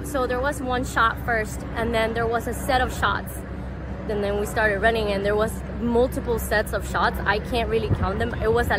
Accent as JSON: {"language": "English", "region": "New York", "country": "United States", "said": "I'm from New York"}